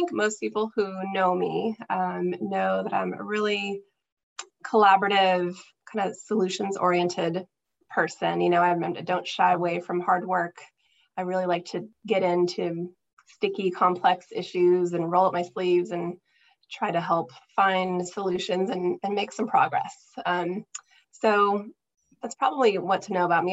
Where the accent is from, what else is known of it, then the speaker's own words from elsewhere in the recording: San Jose, California, United States; moved away as an adult; also born or lived in Hawaii; I am from California, I'm from the Bay Area.